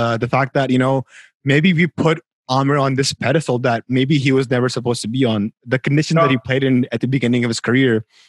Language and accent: English; Karachi, Sindh, Pakistan; I grew up in Karachi